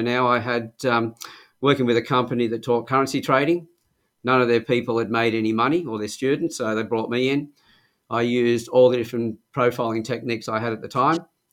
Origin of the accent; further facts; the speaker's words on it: Sydney, New South Wales, Australia; moved away as an adult; now in Newcastle, Australia; Originally from Sydney. I came to Newcastle in 1975, I think it was, when I was about 23